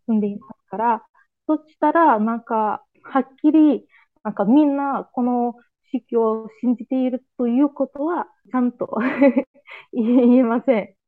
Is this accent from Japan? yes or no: no; Azerbaijan; Japanese is a second language; 31歳です。アズルバージョン人です